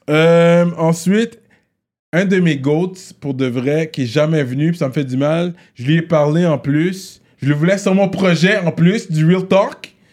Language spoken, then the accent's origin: French; Montreal, Quebec, Canada; also born or lived in home country (unspecified, 'le bled'); Oui, je suis montréalais, j'ai grandi ici. J'ai fait même plus de temps à Montréal qu'au Bled